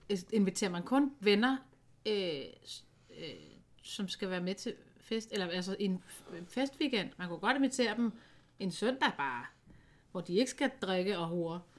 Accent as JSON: {"language": "Danish", "town": "Aalborg", "region": "North Denmark Region", "country": "Denmark", "said": "Man skal måske ikke lige fest, som vi gjorde hjemme i Aalborg, eller hvor de kommer fra."}